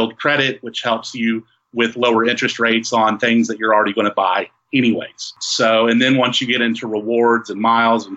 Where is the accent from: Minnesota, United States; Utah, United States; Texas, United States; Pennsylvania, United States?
Texas, United States; West; We're from West Texas.